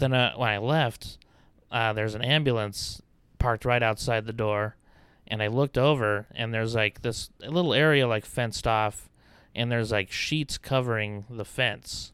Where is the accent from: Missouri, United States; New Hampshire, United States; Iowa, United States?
Iowa, United States; Clarion; moved away; also born or lived in Albuquerque, New Mexico; I grew up in Iowa